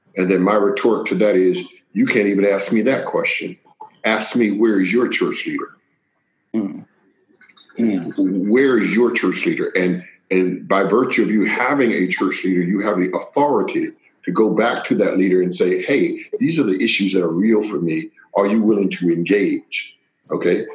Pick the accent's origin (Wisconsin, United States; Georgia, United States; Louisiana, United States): Georgia, United States; Waycross; born or raised there; accent: Southern drawl; moved away; also born or lived in Pennsylvania